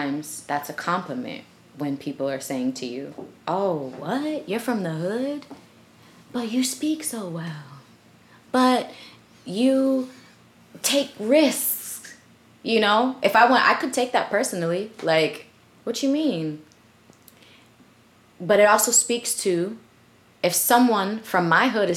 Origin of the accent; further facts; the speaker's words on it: Boston, Massachusetts, United States; also born or lived in Philadelphia; we moved to Boston when I was a baby still. So essentially, I was raised in Boston.